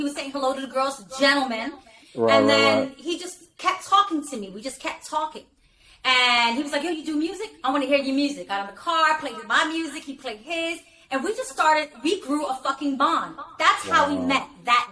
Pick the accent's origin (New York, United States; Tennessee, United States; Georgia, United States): New York, United States; I'm from New York